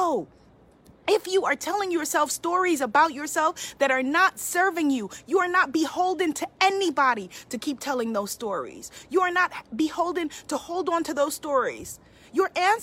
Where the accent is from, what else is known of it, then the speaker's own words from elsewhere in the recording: New York City, New York, United States; I'm a New Yorker, born and raised, been here